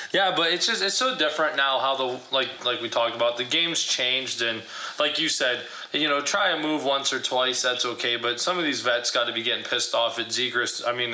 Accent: Erie, Pennsylvania, United States; we're from Erie, Pennsylvania

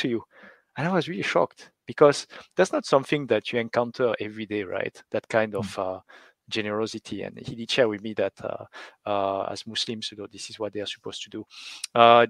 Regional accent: France; I grew up in France

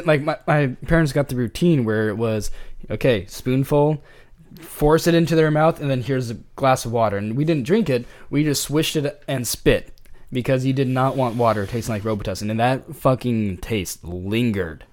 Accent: California, United States; I'm from California

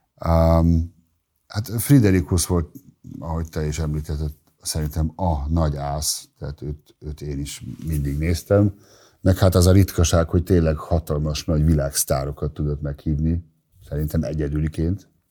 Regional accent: Germany; first language German; Hungarian is a second language; moved away as an adult; now in Hungary; Én ugye az R T L jól ismertem, hiszen Németországban ezen nőttem fel

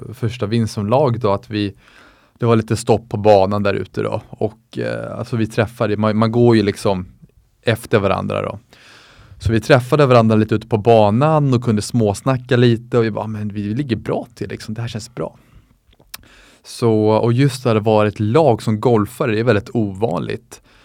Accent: Sweden; moved away as an adult; also born or lived in United States; som svensk

